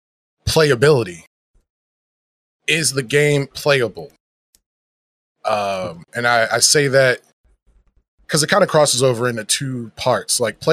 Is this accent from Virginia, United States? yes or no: yes; Virginia, United States; I come from Virginia, the state of Virginia. So I represent the DMV, aka Washington, D.C., Maryland, Virginia as well.